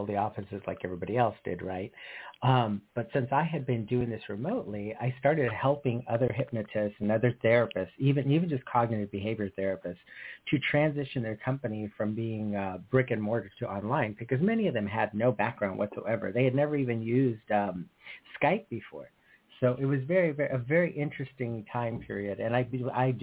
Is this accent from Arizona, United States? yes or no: yes; Sedona, Arizona, United States; moved away as an adult; now in Los Angeles, United States; So originally I was born and raised in Sedona, Arizona. I came to Los Angeles in 1986 to work for Delta Airlines as a flight attendant. And I've been here ever since.